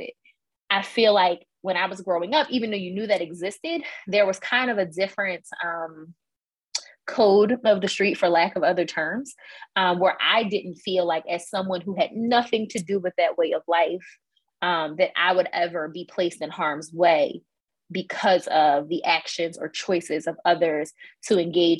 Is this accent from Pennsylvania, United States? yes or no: yes; Philadelphia, Pennsylvania, United States; I grew up in Northwest Philadelphia in Mount Airy